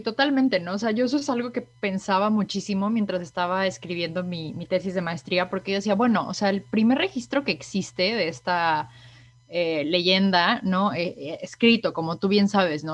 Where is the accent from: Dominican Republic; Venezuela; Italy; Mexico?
Mexico; moved away as an adult; now in Canada; como mexicana, sin duda alguna, que he pues vivido a través de, que hasta antes de mudarme aquí para Canadá toda la vida residí en, en México